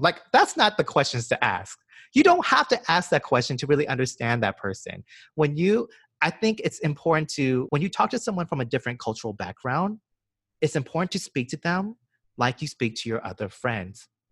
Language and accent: English; Georgia, United States; now in New York, United States; so I'm from Georgia. I was born and raised in the deep south.